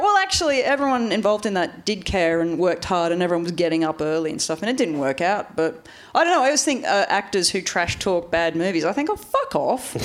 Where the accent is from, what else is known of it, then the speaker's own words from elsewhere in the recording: Australia; moved away; growing up in Australia